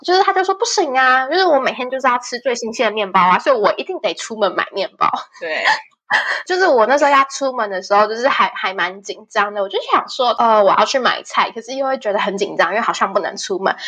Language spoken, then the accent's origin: Chinese; Taiwan; moved away as an adult; now in Spain; 就是身为台湾人，谁会知道啊？